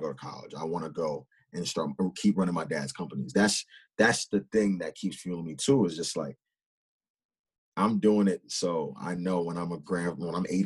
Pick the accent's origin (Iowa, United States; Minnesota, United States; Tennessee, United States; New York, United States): New York, United States; Huntington Station; I'm from Huntington Station, and it's very diverse